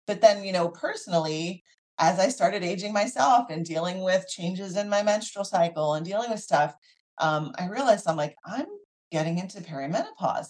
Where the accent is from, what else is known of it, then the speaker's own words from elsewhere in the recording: Philadelphia, Pennsylvania, United States; So I grew up in the Philadelphia area